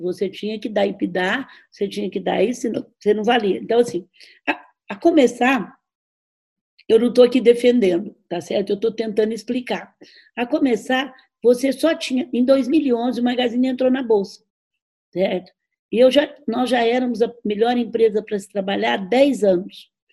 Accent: Franca, São Paulo, Brazil; nós somos de Franca

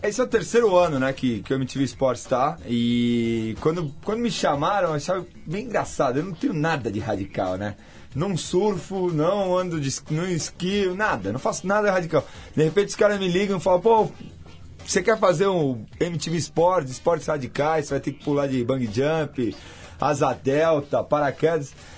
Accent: Argentina; now in Brazil; eu sou um brasileiro que nasci na Argentina, educado por família argentina

